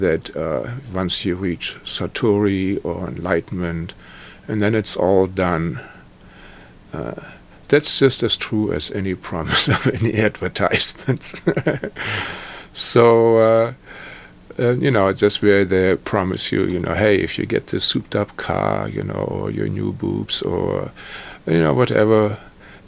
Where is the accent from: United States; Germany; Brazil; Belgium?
Germany; I was born in Germany, post-war Germany, into trauma and psychic attack.